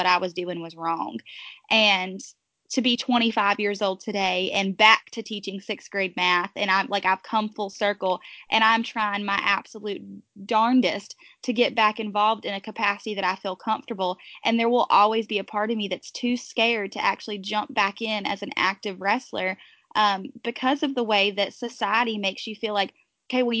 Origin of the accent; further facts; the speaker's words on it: Pleasant Garden, North Carolina, United States; I'm from Pleasant Garden, North Carolina